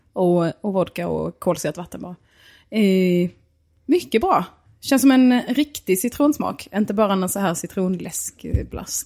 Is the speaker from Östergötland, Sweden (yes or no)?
no; Snapphanebygden, Skåne, Sweden; jag är mer från Snappanebygden